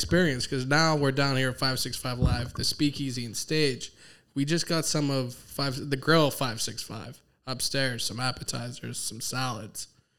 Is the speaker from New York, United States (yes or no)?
no; Pittsburgh, Pennsylvania, United States; They're from my neck of the woods, East End of Pittsburgh, kind of.